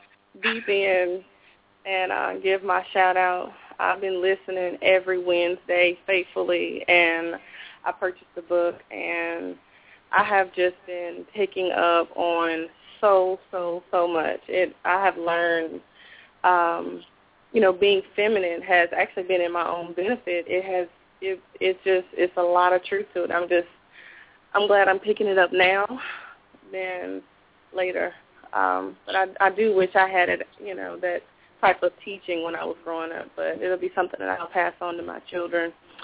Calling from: High Point, North Carolina, United States; I'm calling from High Point.

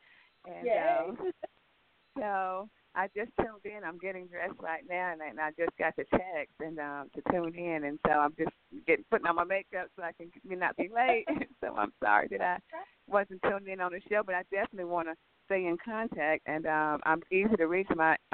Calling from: Los Angeles, California, United States; I'm calling you from Los Angeles today.

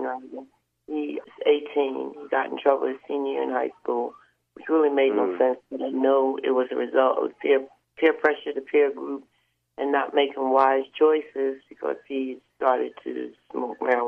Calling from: New Jersey, United States; I'm calling from New Jersey.

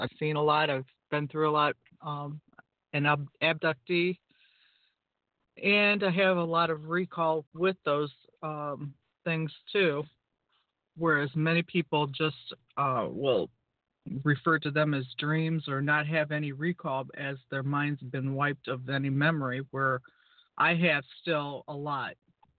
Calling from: Norwalk, United States; Up here in Norwalk, it's probably about 75 right now.

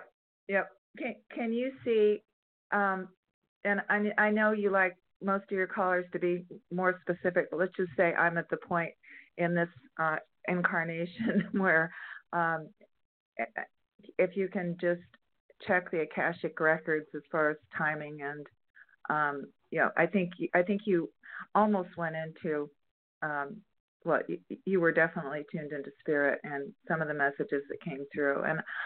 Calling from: San Diego, California, United States; San Diego area of California.

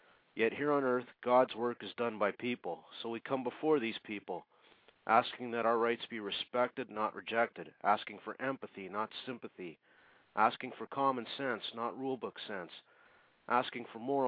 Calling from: Saskatchewan, Canada; I'm in Canada at the moment.

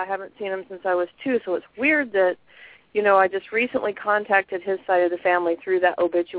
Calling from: Alaska, United States; I'm calling you from Alaska.

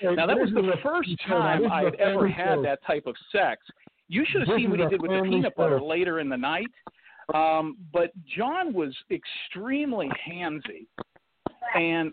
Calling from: Orlando, Florida, United States; I'm calling from Orlando, Florida

